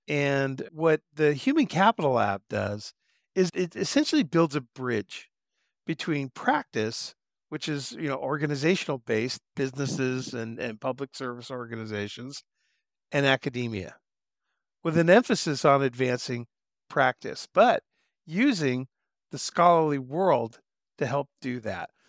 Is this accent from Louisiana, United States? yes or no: no; Southern California, United States; moved away as an adult; I grew up in Southern California and I jumped into the Air Force when I was 18